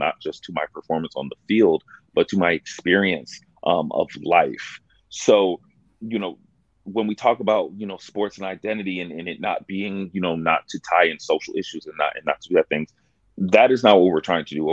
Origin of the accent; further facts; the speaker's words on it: Dallas, Texas, United States; also born or lived in Buffalo, New York; My mother then decided to move us to Dallas, Texas